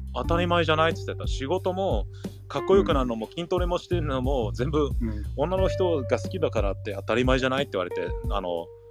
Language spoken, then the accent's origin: Japanese; United States; now in Japan; 僕そういえばアメリカ人でしたっつって笑ってた